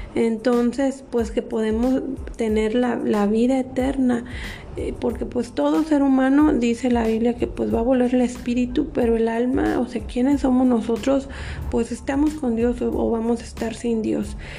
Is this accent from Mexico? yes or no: yes; Mexico; somos embajadores de aquí de México